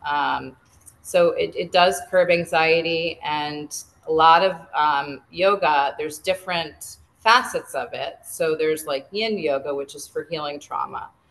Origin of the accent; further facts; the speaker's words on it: New England, United States; moved away as an adult; now in Pennsylvania, United States; I grew up in New England